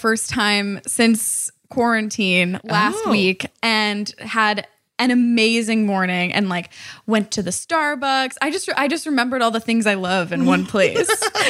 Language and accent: English; Ohio, United States; moved away; I'm from Ohio, so mall culture is just such a big part of my identity.